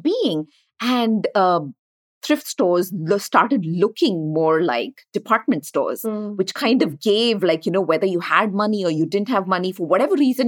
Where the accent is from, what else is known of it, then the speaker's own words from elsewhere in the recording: India; moved away as an adult; now in United States; we grew up in India